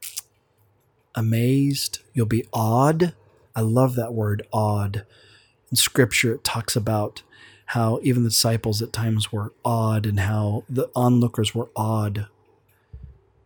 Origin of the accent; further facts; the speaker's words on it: Oklahoma, United States; We're from Oklahoma, and so those accents just come back just like